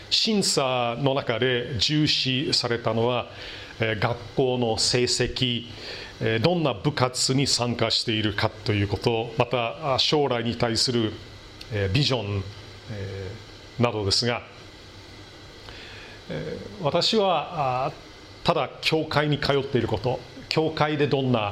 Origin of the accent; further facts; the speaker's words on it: Milwaukee, Wisconsin, United States; moved away; 私の生まれ育ったミルウォーキー市内